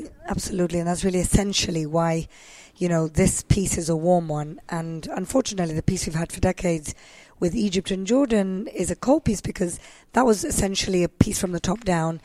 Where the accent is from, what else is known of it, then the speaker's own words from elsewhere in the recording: Gibraltar; moved away; I grew up in Gibraltar, which is, you know, southern Mediterranean country. It's a British colony.